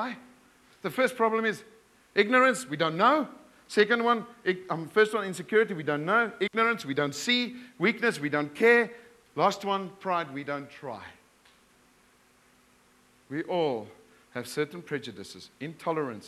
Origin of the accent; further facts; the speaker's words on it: South Africa; now in Bulawayo, Zimbabwe; I come from Afrikaans, South Africa, male, white background.